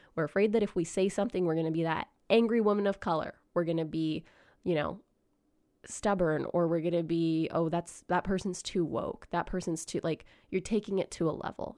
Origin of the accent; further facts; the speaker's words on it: Grande Prairie, Alberta, Canada; I grew up in Grand Prairie, Alberta